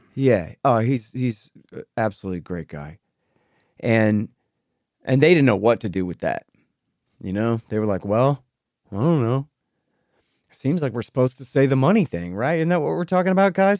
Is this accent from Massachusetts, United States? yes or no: no; Texas, United States; I'm a Texan